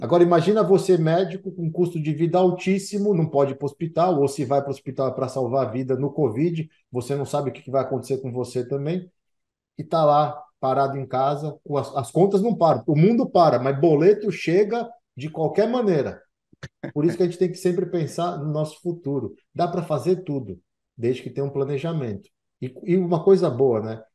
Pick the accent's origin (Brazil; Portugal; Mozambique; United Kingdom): Brazil; Manaus, Amazonas; moved away; eu cresci em Manaus